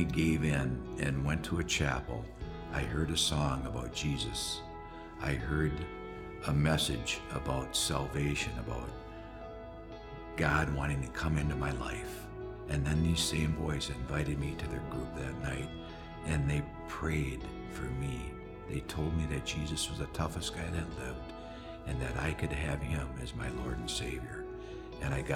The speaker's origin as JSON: {"language": "English", "town": "White Bear Lake", "region": "Minnesota", "country": "United States", "tie": "born or raised there", "said": "I grew up in White Bear Lake in the 50s"}